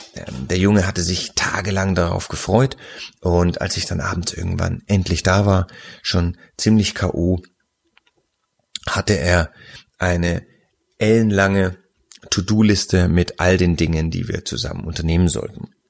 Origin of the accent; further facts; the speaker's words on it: Nuremberg, Bavaria, Germany; ich ja als gebürtiger Nürnberger